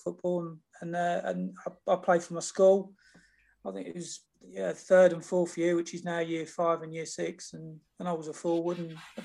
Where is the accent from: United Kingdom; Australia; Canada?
United Kingdom; Peterborough, East of England; I was born and bred in Peterborough